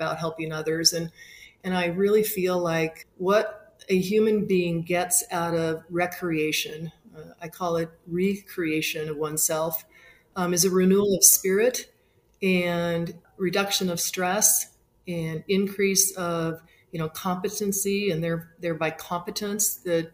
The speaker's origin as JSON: {"language": "English", "town": "Spokane", "region": "Washington", "country": "United States", "tie": "born or raised there", "moved": "yes", "said": "I grew up in Spokane, Washington, and had the good fortune to grow up in a skiing family"}